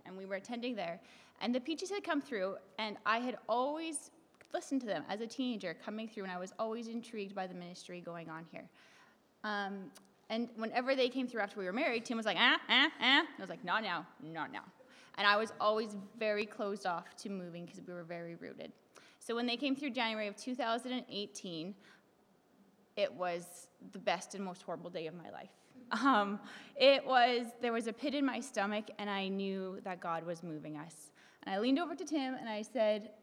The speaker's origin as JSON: {"language": "English", "town": "Sexsmith", "region": "Alberta", "country": "Canada", "moved": "as an adult", "lives_now": "Germany", "said": "we are from Northern Alberta in a little town called Sexsmith, way up in Canada."}